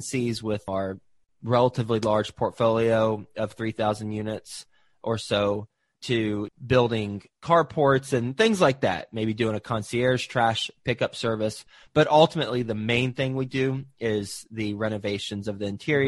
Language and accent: English; Fort Worth, Texas, United States; also born or lived in Flint, Michigan / Houston, Texas; I was born in Flint, Michigan, but my family moved from Flint, Michigan to Houston, actually. And then we moved to Fort Worth, Texas, where I grew up for most of my life.